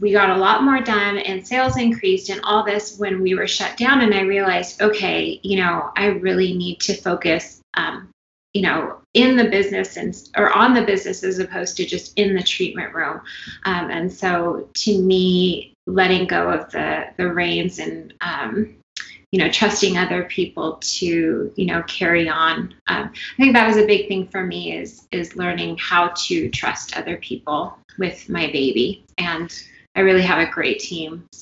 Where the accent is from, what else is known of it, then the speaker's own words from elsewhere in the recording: California, United States; moved away; I'm from California